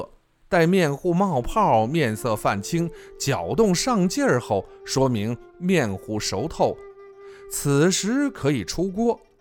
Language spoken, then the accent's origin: Chinese; Yuanping, Shanxi, China; 我的家乡原平